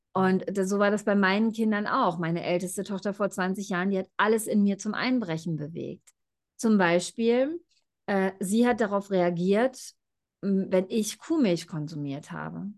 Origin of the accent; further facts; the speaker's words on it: Germany; moved away; ich bin ja auch in Deutschland groß geworden.